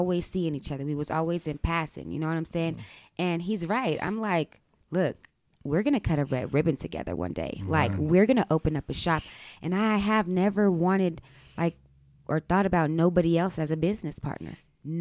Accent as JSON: {"language": "English", "town": "Hawthorne", "region": "Nevada", "country": "United States", "tie": "born or raised there", "also_born_or_lived": "Oakland, California", "lives_now": "Reno, United States", "said": "I was born in Oakland, however, I was raised out here in Nevada. Mm-hmm. I grew up in Hawthorne, and I moved to Reno."}